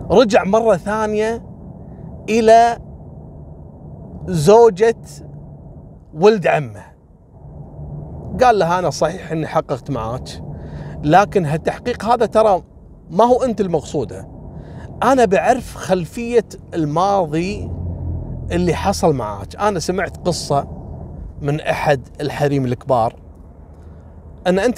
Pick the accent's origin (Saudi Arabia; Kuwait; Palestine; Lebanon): Kuwait; هني عندنا بالكويت حصلت كذلك نفس الواقعه